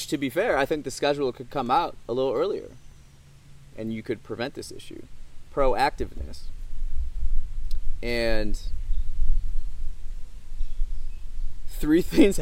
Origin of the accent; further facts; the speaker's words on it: Midwest, United States; I grew up on the farm, right? I grew up in the Midwest, United States of America